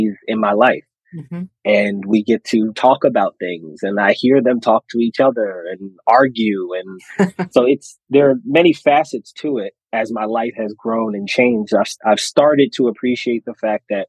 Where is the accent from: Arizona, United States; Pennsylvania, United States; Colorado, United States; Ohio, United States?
Pennsylvania, United States; Philadelphia; I'm from the Philly area.